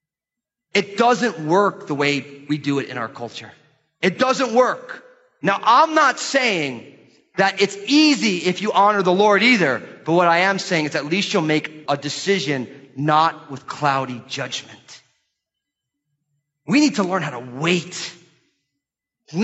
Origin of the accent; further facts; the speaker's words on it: United States; American Christians